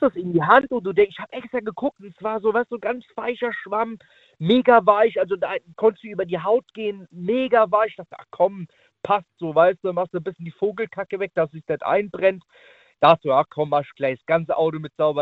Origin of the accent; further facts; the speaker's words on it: Naples, Campania, Italy; now in Riedstadt, Germany; Ich bin gebürtiger Italiener